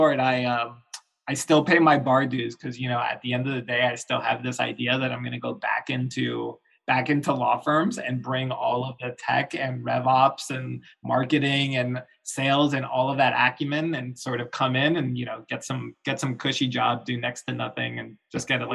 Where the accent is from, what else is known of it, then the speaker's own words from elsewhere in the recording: Florida, United States; also born or lived in New York; now in Chicago, United States; I grew up in Florida. I'm like, suburban Florida